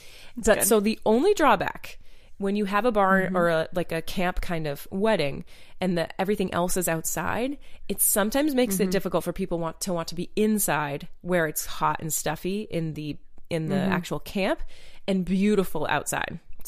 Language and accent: English; Maine, United States; now in North Carolina, United States; growing up in Maine and swimming in like perfectly crystal clear water